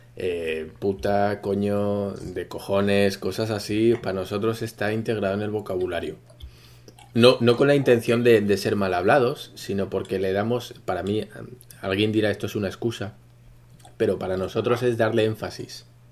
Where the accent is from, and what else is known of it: Spain